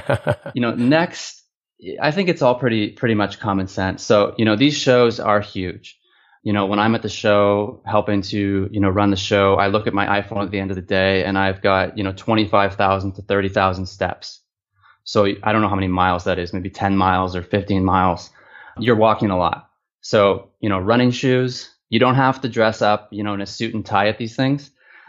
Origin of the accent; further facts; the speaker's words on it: Toronto, Ontario, Canada; now in China; That's right. Yeah. I'm from Toronto.